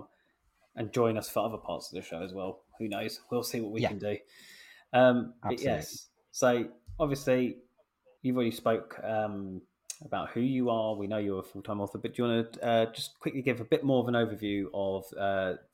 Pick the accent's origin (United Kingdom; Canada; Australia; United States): United Kingdom; England; I'm an English dude.